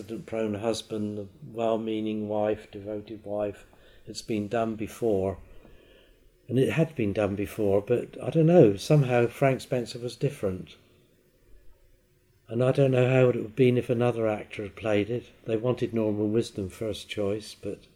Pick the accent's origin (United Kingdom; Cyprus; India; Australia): United Kingdom; Isle of Wight, South East England; I was born on the Isle of Wight and I've never left it.